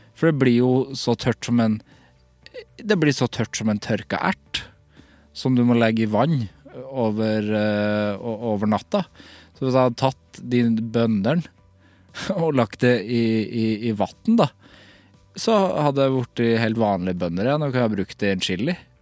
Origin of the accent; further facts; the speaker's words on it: Trøndelag, Norway; for jeg er fra Trøndelag.